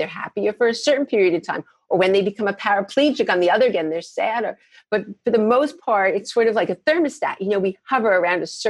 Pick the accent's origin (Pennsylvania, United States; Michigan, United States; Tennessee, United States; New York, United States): New York, United States; moved away as an adult; also born or lived in Boston / Minnesota / Chicago; I'm from New York